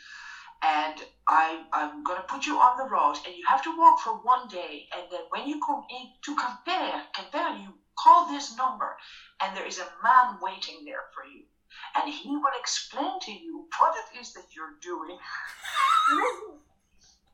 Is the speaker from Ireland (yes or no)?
yes; Ireland; I'm from Ireland